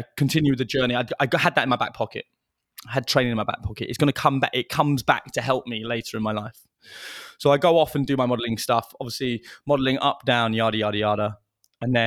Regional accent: London, United Kingdom; also born or lived in Bolton; I grew up in London

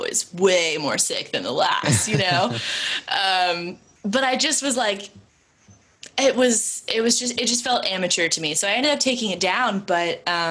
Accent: California, United States; also born or lived in Boston; now in Nashville, United States; I grew up in California, and then when I moved to Boston, you know, it was not only West Coast to East Coast, it was like small farming town to the middle of Boston

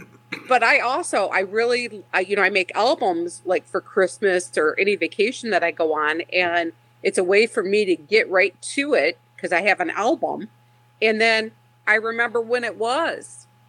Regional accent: Kalamazoo, Michigan, United States; born or raised there; moved away; also born or lived in Detroit, Michigan / Comstock, Michigan

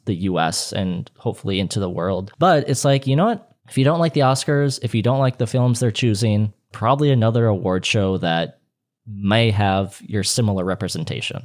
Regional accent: Saint Paul, Minnesota, United States; I'm actually from Saint Paul, Minnesota

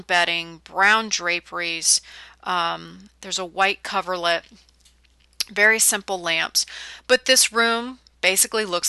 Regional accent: California, United States; moved away as an adult; now in the South, United States; I'm born and raised in California

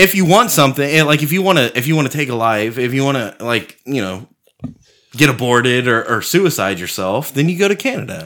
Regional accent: United States; we're all from America

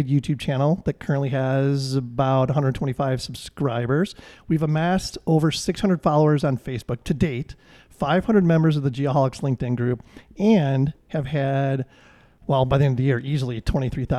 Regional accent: Chicago, Illinois, United States; my hometown of Chicago

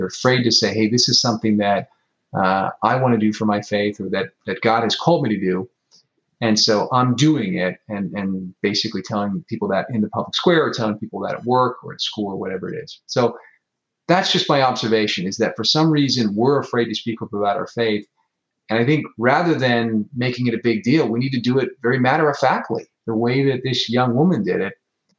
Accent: United States; as an American

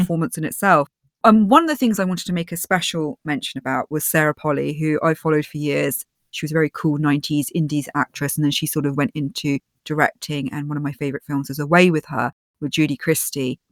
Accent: United Kingdom; I'm British

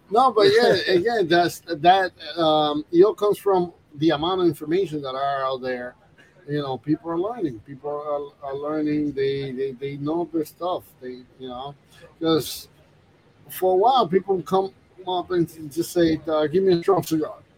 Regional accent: New York, United States; I grew up in New York, so it, it reminds me of my childhood

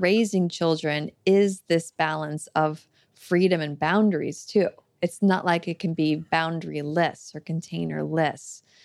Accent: Florida, United States; I grew up in Florida and went to public school there

